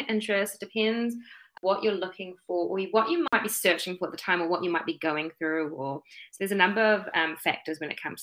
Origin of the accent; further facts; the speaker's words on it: Auckland, New Zealand; born and bred in Tamaki Makaurau, Auckland